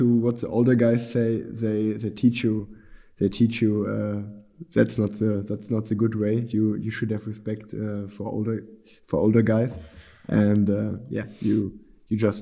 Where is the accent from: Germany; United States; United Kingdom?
Germany; Unna, North Rhine-Westphalia; the city where I grew up in Unna